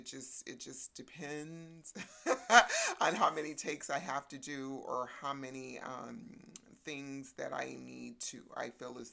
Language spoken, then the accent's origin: English; Texas, United States; born there; So I was born in Texas, and my natural father was in the Vietnam War.